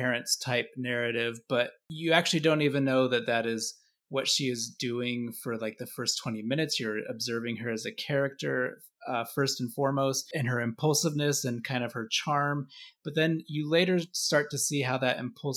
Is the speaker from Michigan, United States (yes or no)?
no; Boise, Idaho, United States; moved away; also born or lived in Knoxville, Tennessee; I grew up primarily in Boise, Idaho. I lived in Knoxville, Tennessee.